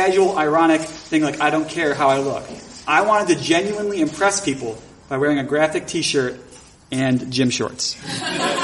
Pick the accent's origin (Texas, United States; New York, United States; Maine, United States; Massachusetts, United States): New York, United States; Buffalo; I started doing improv comedy in my hometown of Buffalo, New York